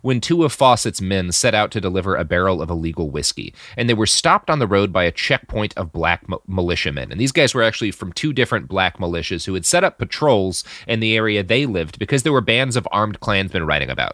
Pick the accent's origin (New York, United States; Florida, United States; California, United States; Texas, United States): Texas, United States; As a Texan